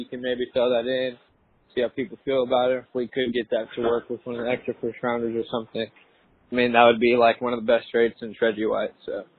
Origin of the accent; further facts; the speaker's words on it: Houston, Texas, United States; I'm actually from Houston, Texas.